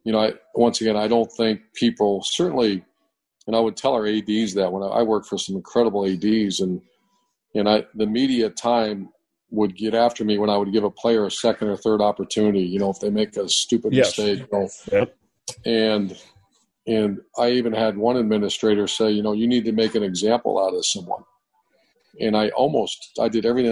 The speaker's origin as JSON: {"language": "English", "town": "Cleveland", "region": "Ohio", "country": "United States", "tie": "born or raised there", "also_born_or_lived": "Pittsburgh, Pennsylvania / Utah / Florida", "moved": "as an adult", "said": "I grew up in Cleveland area, in Cleveland and Pittsburgh, that whole northeastern Ohio, western PA area"}